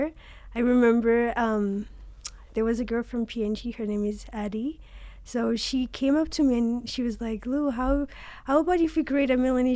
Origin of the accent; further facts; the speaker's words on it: Vanuatu; moved away as an adult; now in Hawaii, United States; I was raised in Vanuatu since my mom is from Vanuatu